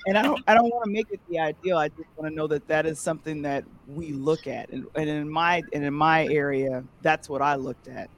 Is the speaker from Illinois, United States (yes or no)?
yes; Chicago, Illinois, United States; moved away; also born or lived in New York; I'm from Chicago, but I lived in New York and Brooklyn